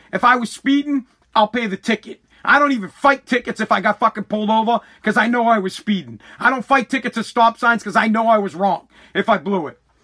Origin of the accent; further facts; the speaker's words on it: United States; I'm American. I am American. I'm not Native American. I'm not Italian. I'm American